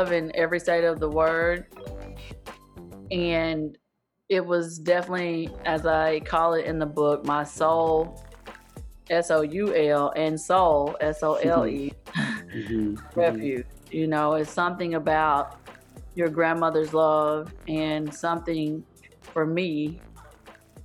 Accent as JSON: {"language": "English", "region": "rural East Texas", "country": "United States", "tie": "born or raised there", "said": "author from rural East Texas, born and raised in Texas"}